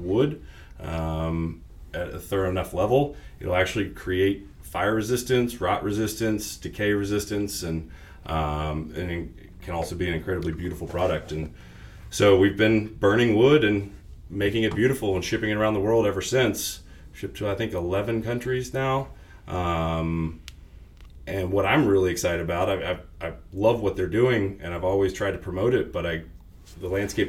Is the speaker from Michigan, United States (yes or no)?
no; West Virginia, United States; moved away as an adult; now in Austin, United States; I grew up in West Virginia, moved to Austin in 2006 to practice landscape architecture